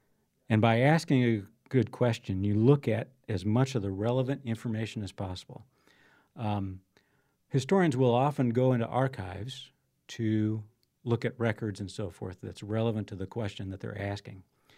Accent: De Smet, South Dakota, United States; I grew up here in South Dakota, one of the South Dakota's more historical towns, DeSmet. Graduated from high school there, went to SDSU, and then went in the Air Force.

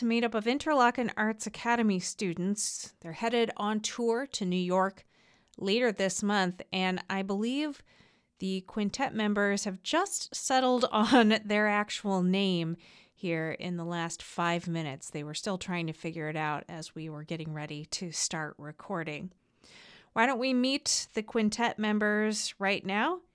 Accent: Hong Kong; I'm from Hong Kong

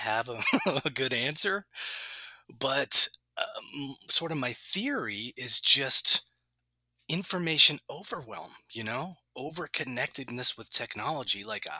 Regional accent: New Orleans, Louisiana, United States; growing up in New Orleans

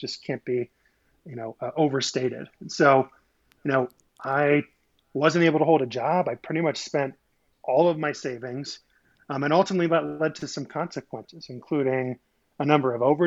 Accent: Midwest, United States; I grew up in the Midwest.

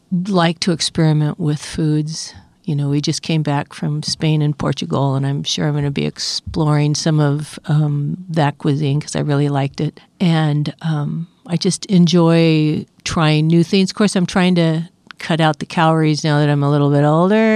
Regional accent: Oregon, United States; moved away; I grew up in Oregon

